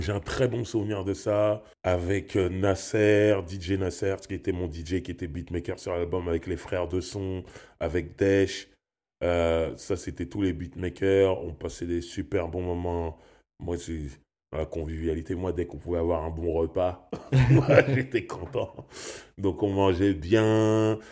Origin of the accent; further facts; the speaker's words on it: Sarcelles, Île-de-France, France; Je viens de Sarcelles